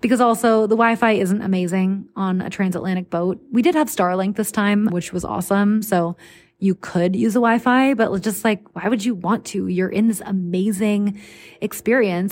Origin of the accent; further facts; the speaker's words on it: United States; the obnoxiously friendly Americans like myself